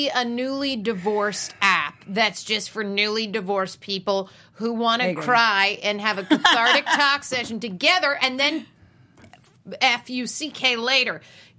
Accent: Las Vegas, Nevada, United States; Vegas. It's Sin City

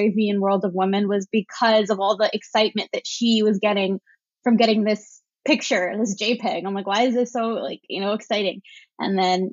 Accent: Brampton, Ontario, Canada; I grew up in a town, kind of like a suburb town, like 30 minutes outside of Toronto. So it's called Brampton

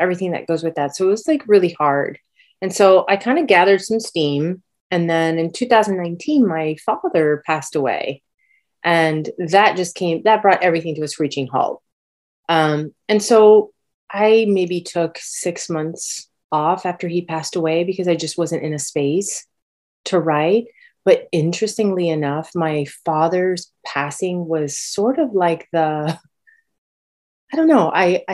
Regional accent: Miami, Florida, United States; moved away as an adult; also born or lived in Los Angeles, United States; now in Boston, United States; we moved to Miami, and I actually grew up in Miami

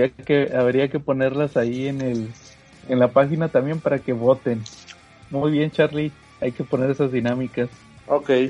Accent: Mexico; como buen mexicano.

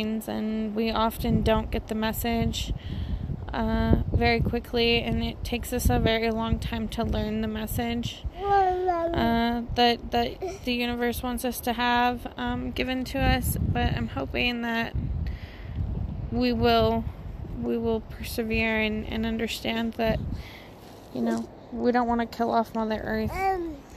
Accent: near the Crystal River, Colorado, United States; I grew up near the Crystal River, which was basically in my backyard

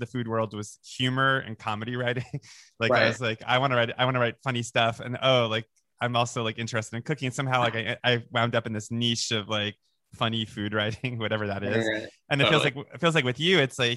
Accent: Boca Raton, Florida, United States; also born or lived in Long Island, New York; I started on Long Island, and then we moved to Boca Raton, Florida

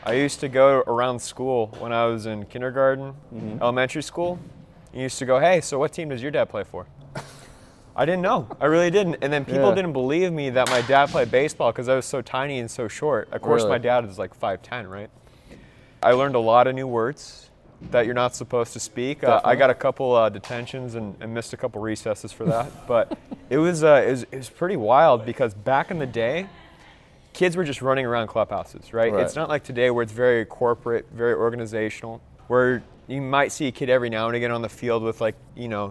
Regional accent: El Dorado Hills, California, United States; also born or lived in Sacramento; I grew up in El Dorado Hills, very small town

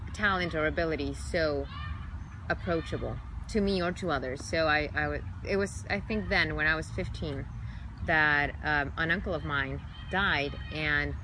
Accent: Chile; English is a second language; moved away as an adult; also born or lived in New York; now in Los Angeles, United States; I was born and raised in Chile

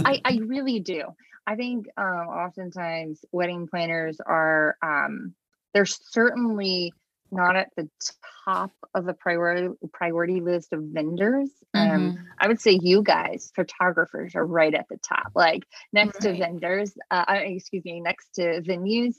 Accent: the East Coast of Virginia, United States; moved away as an adult; also born or lived in Charlottesville, Virginia; now in Richmond, United States; I'm originally from the East Coast uh, down near uh, the beach

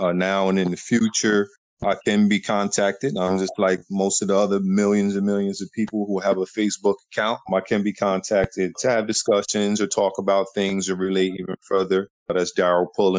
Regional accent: Trenton, New Jersey, United States; I come from Trenton, New Jersey.

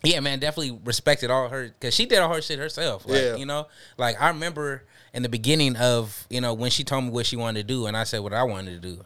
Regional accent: Seattle, Washington, United States; I'm from Franklin

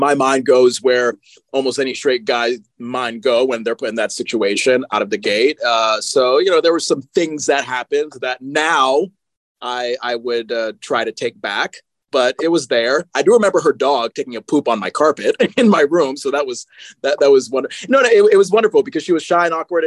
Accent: Connecticut, United States; moved away; when I was in my home state of Connecticut.

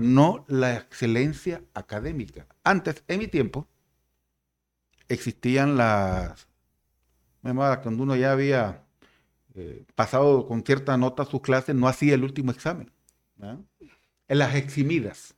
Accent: San Pedro Sula, Cortés, Honduras; moved away as an adult; now in La Ceiba, Honduras; Yo soy de San Pedro Sula, ¿verdad? De la colonia modelo allá en San Pedro Sula

